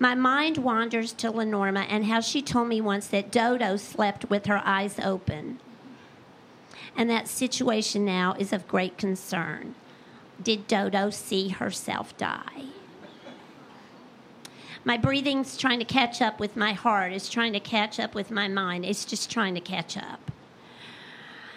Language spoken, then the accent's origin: English; East Tennessee, United States; I'm from East Tennessee